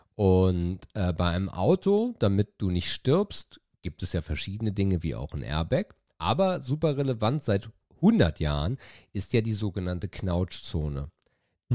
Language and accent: German; Itzehoe, Schleswig-Holstein, Germany; bei uns in Itzehoe